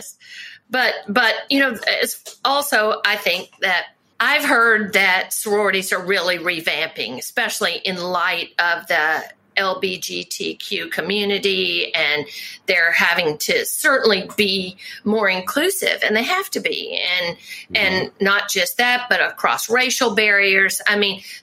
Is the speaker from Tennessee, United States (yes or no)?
yes; Memphis, Tennessee, United States; moved away; Memphis is my hometown